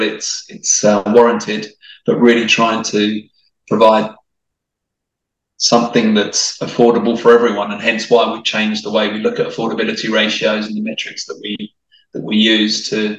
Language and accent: English; Italy; accent: English/Australian; also born or lived in France / Australia; So my accent is probably a bit mixed now, actually. I would say I was very much English and you wouldn't tell that I was Italian, but I'm sure you've detected the odd twang of the Aussie that comes through